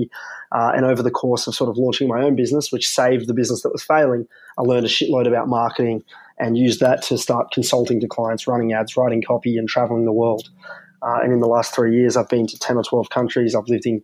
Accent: Canberra, Australian Capital Territory, Australia; moved away as an adult; also born or lived in Melbourne / Sydney; I grew up in Canberra

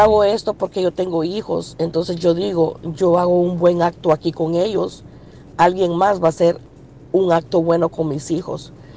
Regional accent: El Salvador; now in United States; Yo soy del Salvador

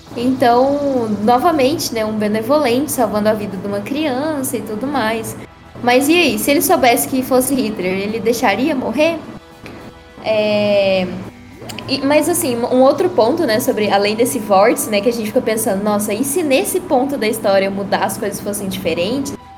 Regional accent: Goiás, Brazil; sou goiano do pé rachado.

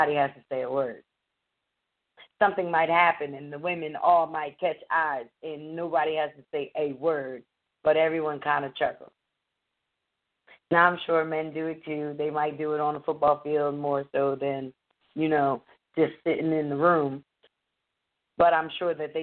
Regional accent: Abington, Pennsylvania, United States; I grew up black in Abington, Pennsylvania

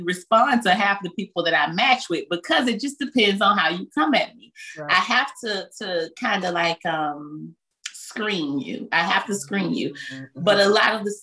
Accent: Belle Glade, Florida, United States; I grew up in Muck City

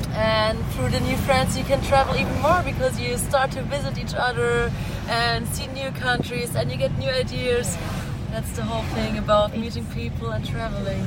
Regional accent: Germany; English is a second language; I'm from Germany.

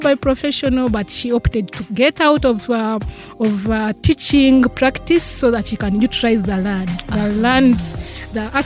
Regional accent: Rukungiri District, Western Region, Uganda; I was born from a small district called Rukunjiri district in Uganda, and I was brought up by a single mother

